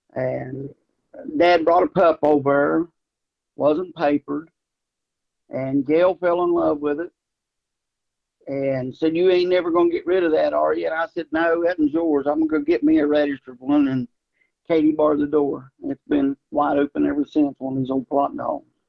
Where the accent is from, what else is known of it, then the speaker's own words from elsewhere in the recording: Ripley, West Virginia, United States; also born or lived in Charleston, West Virginia; I grew up right there around Ripley and uh, went to Ripley High School